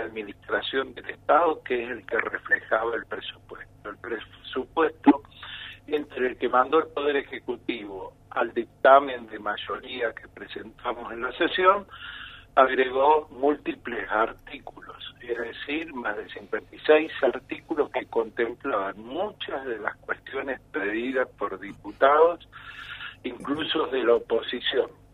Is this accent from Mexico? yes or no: no; Argentina; como argentinos